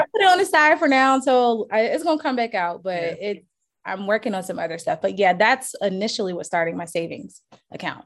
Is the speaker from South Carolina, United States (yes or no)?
yes; Charleston, South Carolina, United States; I'm from Charleston, South Carolina